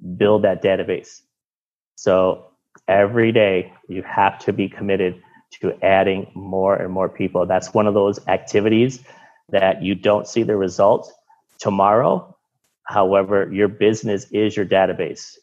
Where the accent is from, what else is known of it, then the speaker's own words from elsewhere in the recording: Michigan, United States; moved away as an adult; now in Miami, United States; I'm from Michigan